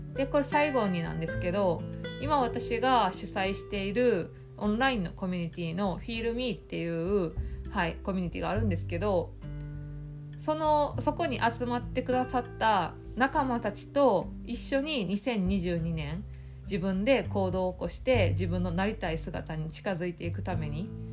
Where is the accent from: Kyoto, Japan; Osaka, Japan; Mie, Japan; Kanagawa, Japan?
Osaka, Japan; 地元の大阪